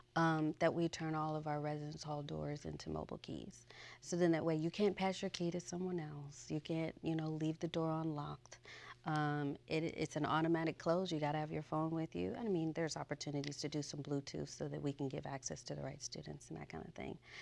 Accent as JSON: {"language": "English", "town": "Chicago", "region": "Illinois", "country": "United States", "tie": "born or raised there", "moved": "as an adult", "said": "I'm from Chicago, Illinois, and I went to Mother Macaulay High School"}